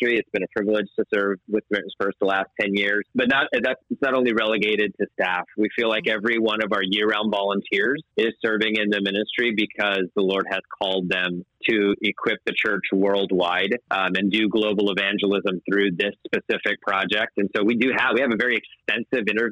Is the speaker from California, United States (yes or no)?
yes; Southern California, United States; moved away as an adult; now in Maryland, United States; Born and raised in Southern California